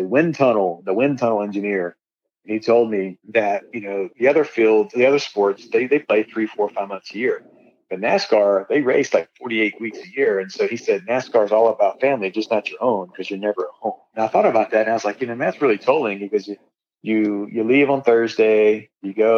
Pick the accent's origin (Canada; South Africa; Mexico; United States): United States; North Carolina; I grew up in North Carolina